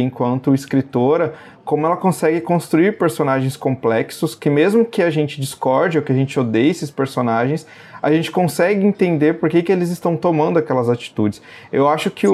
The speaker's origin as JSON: {"language": "Portuguese", "country": "Brazil", "said": "nós, enquanto brasileiros"}